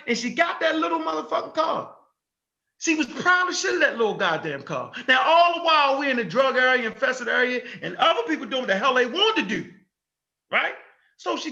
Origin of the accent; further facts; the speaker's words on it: Baltimore, Maryland, United States; I was born on Edna Street